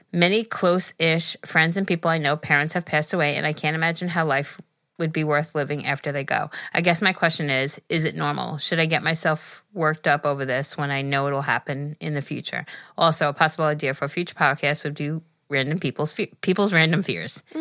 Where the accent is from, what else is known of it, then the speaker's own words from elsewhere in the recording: New Zealand; Hi, listen, Geri. I'm 16 and I'm from New Zealand.